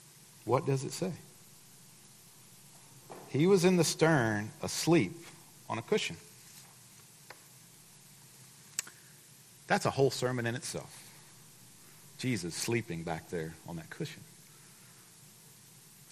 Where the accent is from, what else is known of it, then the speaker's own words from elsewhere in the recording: Livingston, Texas, United States; I grew up in Livingston. And for the better part of my life, I lived on Lake Livingston